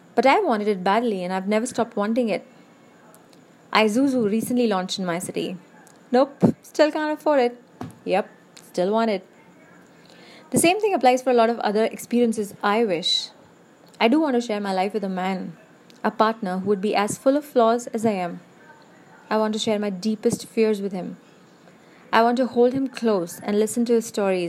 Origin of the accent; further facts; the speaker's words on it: India; I'm an Indian